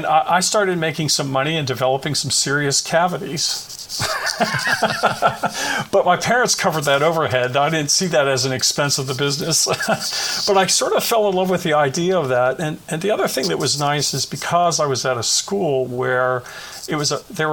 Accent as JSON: {"language": "English", "town": "Bethel Park", "region": "Pennsylvania", "country": "United States", "tie": "born or raised there", "said": "I grew up in Bethel Park, Pennsylvania, which is a suburb of Pittsburgh."}